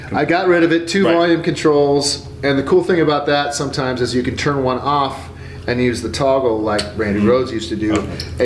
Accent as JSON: {"language": "English", "region": "California", "country": "United States", "tie": "born or raised there", "said": "growing up in Devil, California"}